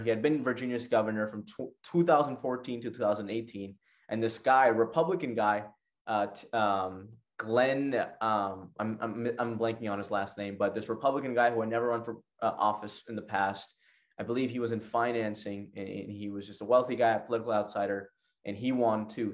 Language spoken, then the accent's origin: English; Pakistan; my country, Pakistan